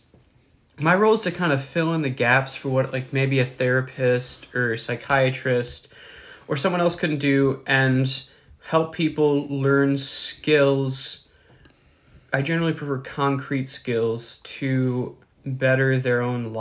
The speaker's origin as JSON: {"language": "English", "town": "Milwaukee", "region": "Wisconsin", "country": "United States", "said": "I'm from Milwaukee, Wisconsin"}